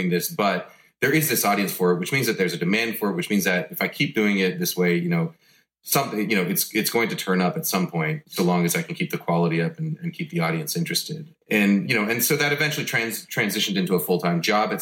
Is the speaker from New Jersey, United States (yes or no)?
no; New York, United States; also born or lived in Boston; we moved back to New York, which is where I grew up.